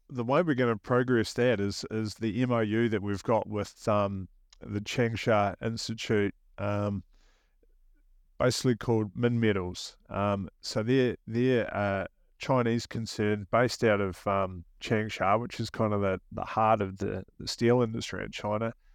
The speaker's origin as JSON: {"language": "English", "country": "New Zealand", "accent": "New Zealand", "moved": "as an adult", "lives_now": "Australia", "said": "they may detect a hint of a New Zealand accent here, um, that would be because I'm from New Zealand"}